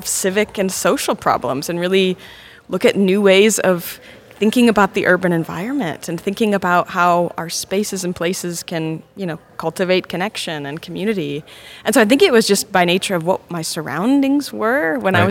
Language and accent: English; Flint, Michigan, United States; moved away; also born or lived in Detroit, Michigan; I grew up in Flint, Michigan